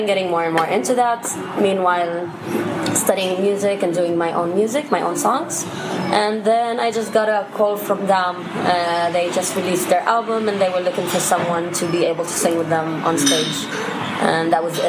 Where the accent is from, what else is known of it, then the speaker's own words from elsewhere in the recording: Haifa, Haifa District, Israel; also born or lived in Jaffa; I was born and raised in Haifa